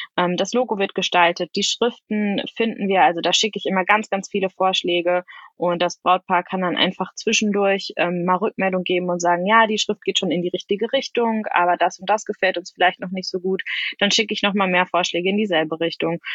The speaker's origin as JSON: {"language": "German", "area": "Sauerland", "region": "North Rhine-Westphalia", "country": "Germany", "moved": "yes", "said": "ich komme zum Beispiel ursprünglich aus dem Sauerland"}